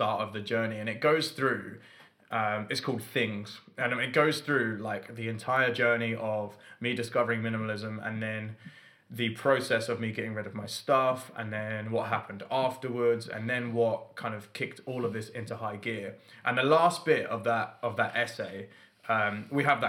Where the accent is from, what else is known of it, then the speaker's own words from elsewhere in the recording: London, United Kingdom; moved away as an adult; also born or lived in north of England; I've got to drive home to London to see my family